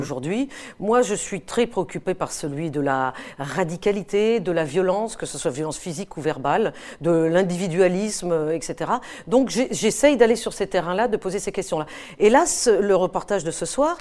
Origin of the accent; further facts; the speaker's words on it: France; je suis française et que quand je reviens de mes terrains de guerre, bah, je reviens chez moi en France